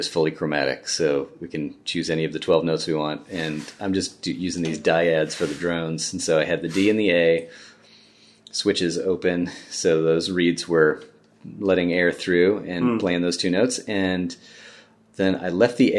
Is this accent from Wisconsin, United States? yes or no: no; Cleveland, Ohio, United States; moved away as an adult; also born or lived in England / Oakland, California; I grew up in the Cleveland area